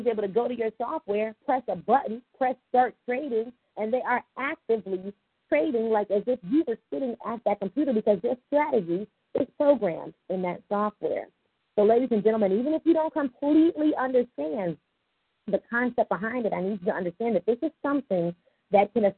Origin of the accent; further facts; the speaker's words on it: Richmond, Virginia, United States; I'm originally from Richmond, Virginia